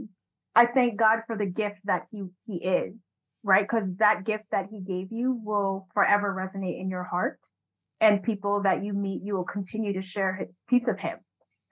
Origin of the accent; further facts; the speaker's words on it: Long Island, New York, United States; moved away as an adult; also born or lived in Brooklyn, New York; now in Los Angeles, United States; So we were born in Brooklyn, lived there until about third grade, and then moved to Long Island Long Island